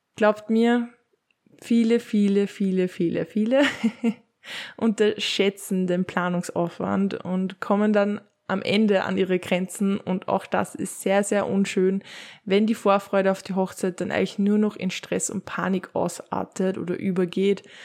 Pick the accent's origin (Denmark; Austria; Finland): Austria; Upper Austria; bei uns in Oberösterreich